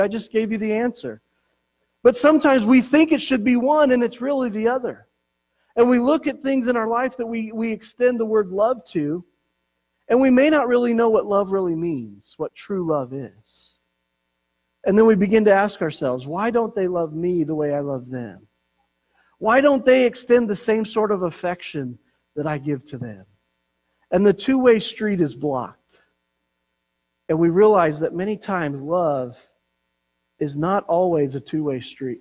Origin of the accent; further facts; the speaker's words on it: Colorado, United States; growing up in Colorado